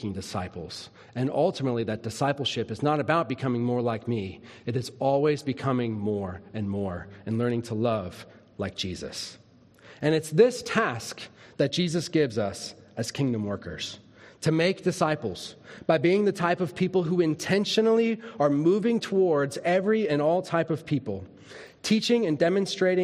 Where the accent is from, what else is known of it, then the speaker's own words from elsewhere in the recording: Minnesota, United States; When I was a little kid, I grew up in Minnesota